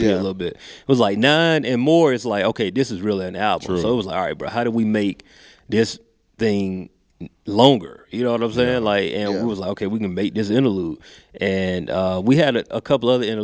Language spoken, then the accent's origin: English; Macon, Georgia, United States; I grew up in Macon